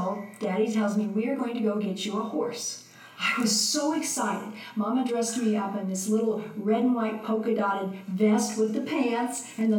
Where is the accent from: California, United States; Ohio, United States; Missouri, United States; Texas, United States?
Missouri, United States; Jefferson City; I grew up, it was Southwest Grade School in Jefferson City, Missouri.